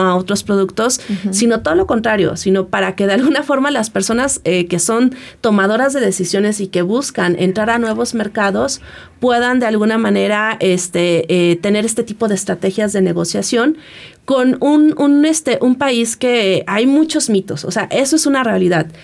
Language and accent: Spanish; Mexico